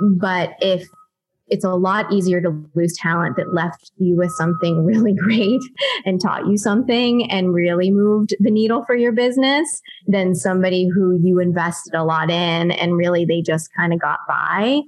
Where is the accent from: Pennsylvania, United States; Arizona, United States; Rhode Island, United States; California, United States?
Pennsylvania, United States; Pittsburgh; moved away as an adult; also born or lived in Ohio; now in Los Angeles, United States; I'm originally from Pittsburgh, Pennsylvania. I went to college in Ohio